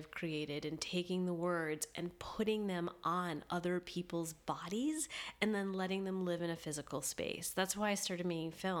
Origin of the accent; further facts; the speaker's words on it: Libertyville and Northbrook, Illinois, United States; also born or lived in suburbs of Detroit, Michigan / New York; when I was 10 and a half, my mom remarried and we moved to Libertyville, Illinois